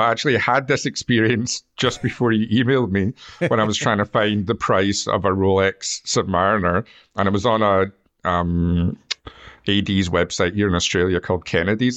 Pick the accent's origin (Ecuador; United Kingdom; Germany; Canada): United Kingdom; Scotland; we're Scottish